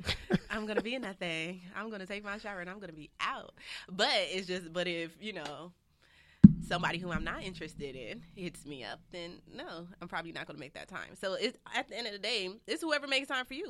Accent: Los Angeles, California, United States; I was raised out here

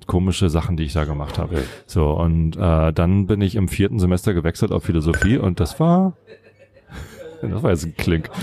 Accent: Wistedt, Lower Saxony, Germany; also born or lived in Buchholz in der Nordheide; meine Jugend habe ich ja in Buchholz verbracht. Also ich bin in Wistedt aufgewachsen

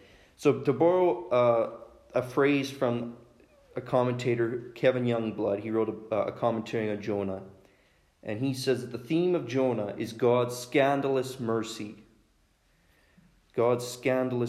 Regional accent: Saskatchewan, Canada; I'm from Oakla, Saskatchewan. Don't hold that against me that I'm from Saskatchewan.

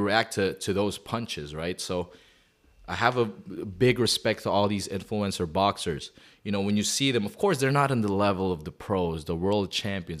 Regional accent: Calgary, Alberta, Canada; I'm from Calgary

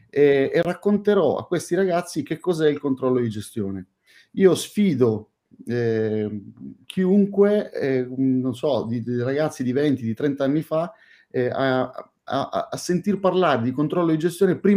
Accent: Catania, Sicily, Italy; Io sono, oggi sono, sono a Catania, la mia città natale, e sono molto, ma molto contento di essere qui, non in veste di turista, non in veste di eh, catanese che torna a casa sua

